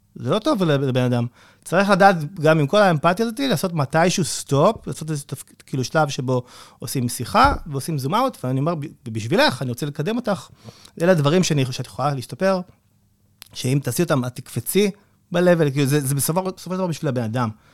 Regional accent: Israel; אנחנו ישראלים

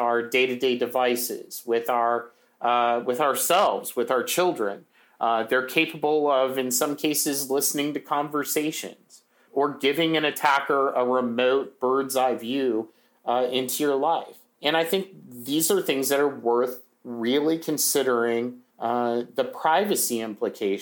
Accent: United States; as an American

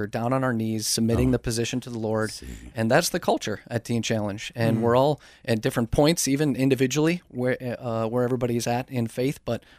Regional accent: St. Paul, Minnesota, United States; I am 32 years old right now and born and raised in St. Paul, Minnesota.

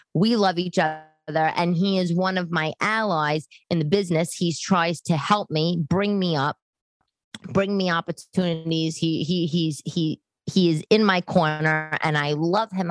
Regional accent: New York, United States; I'm New Yorker

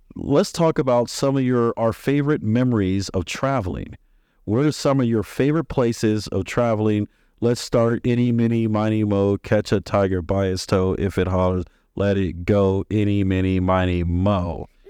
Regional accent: Maryland, United States; born or raised there; also born or lived in Texas

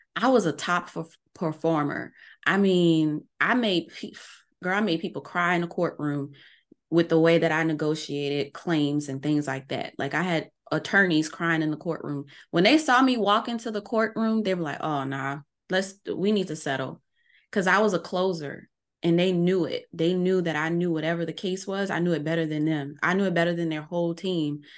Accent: New Orleans, Louisiana, United States; I'm from New Orleans.

